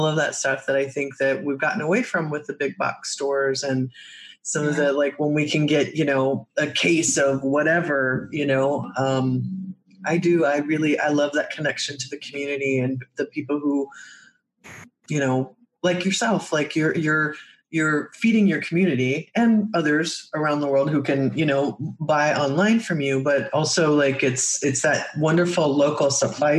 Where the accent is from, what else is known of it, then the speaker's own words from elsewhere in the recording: Midwest, United States; I grew up in the Midwest